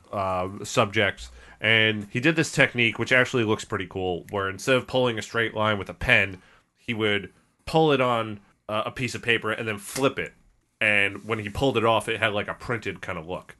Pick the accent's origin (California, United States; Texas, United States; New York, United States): New York, United States; we're from New York